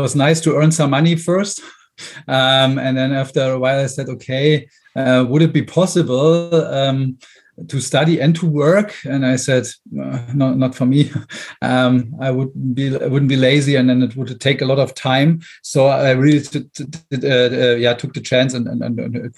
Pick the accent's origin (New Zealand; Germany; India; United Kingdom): Germany; Brandenburg; English is a second language; moved away as an adult; also born or lived in Berlin; I left my hometown. I'm originally from Brandenburg, and then went to Berlin, the big town.